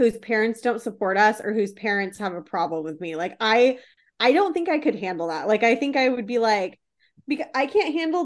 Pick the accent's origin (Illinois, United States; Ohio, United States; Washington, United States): Washington, United States; Seattle; I'm born and raised in Seattle. Do not talk shit on my hometown